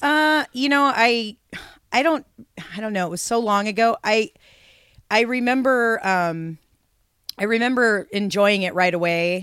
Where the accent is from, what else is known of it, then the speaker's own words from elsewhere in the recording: Seattle, Washington, United States; moved away as an adult; now in Portland, United States; I grew up in Seattle. moved to Portland in nineteen ninety-one